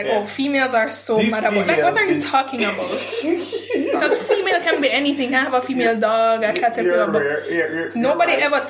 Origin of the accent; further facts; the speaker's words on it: Kingston, Jamaica; I'm from Kingston.